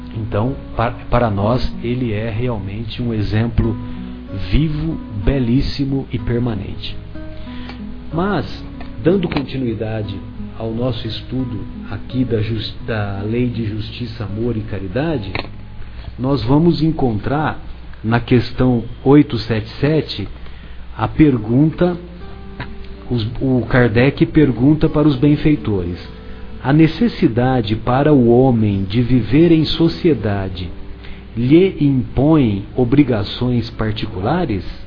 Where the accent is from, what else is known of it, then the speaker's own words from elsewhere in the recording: São José do Rio Pardo, São Paulo, Brazil; eu sou de São José do Rio Pardo e é bem próximo da divisa com o sul de Minas